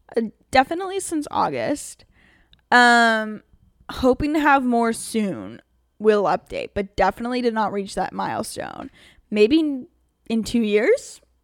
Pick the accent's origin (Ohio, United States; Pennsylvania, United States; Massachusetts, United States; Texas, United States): Pennsylvania, United States; moved away as an adult; now in Los Angeles, United States; I came literally from Amish Town, Pennsylvania